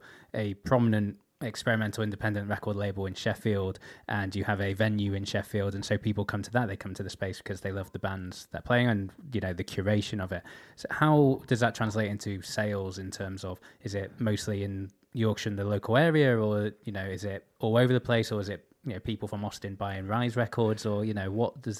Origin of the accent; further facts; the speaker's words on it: Taiwan; English is a second language; now in United States; I've just been listening to your podcast while picking weed in California, and I'm from Taiwan, and I don't really speak English